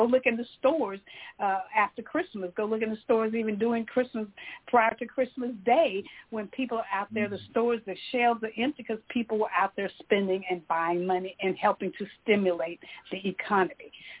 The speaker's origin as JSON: {"language": "English", "town": "Marshall", "region": "Texas", "country": "United States", "said": "I come from Marshall, Texas"}